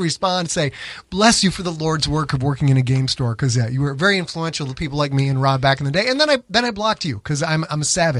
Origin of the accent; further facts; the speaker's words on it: Winnetka, Illinois, United States; Winnetka. Hey, you know what? We're from Winnetka.